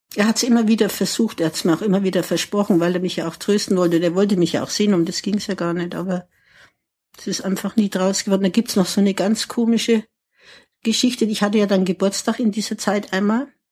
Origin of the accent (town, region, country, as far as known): Ansbach, Bavaria, Germany; born or raised there; moved away as an adult; also born or lived in England / Lausanne / Paris